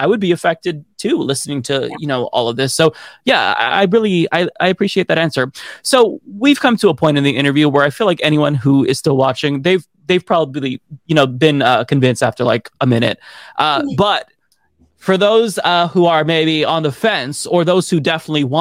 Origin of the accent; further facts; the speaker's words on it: Oregon, United States; I'm from Oregon.